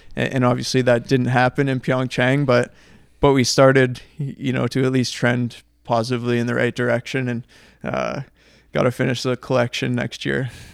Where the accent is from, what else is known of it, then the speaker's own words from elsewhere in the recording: Canada; we're Canadian